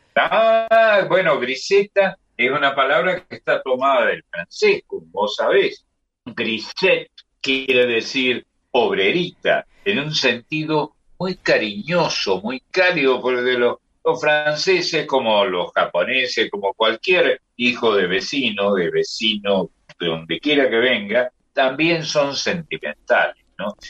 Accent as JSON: {"language": "Spanish", "region": "Córdoba", "country": "Argentina", "said": "Yo soy de San Vicente, en el otro extremo de la ciudad de Córdoba"}